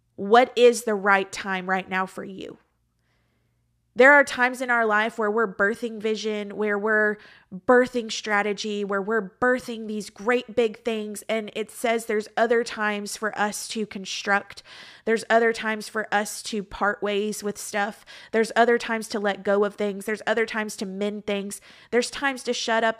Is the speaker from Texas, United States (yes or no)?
yes; Texas, United States; moved away as an adult; also born or lived in Georgia; now in Florida, United States; I was raised and lived in Texas the majority of my life